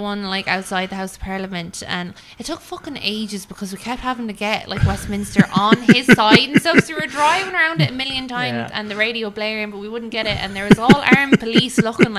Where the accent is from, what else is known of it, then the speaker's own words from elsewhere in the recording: Ireland; We're Irish.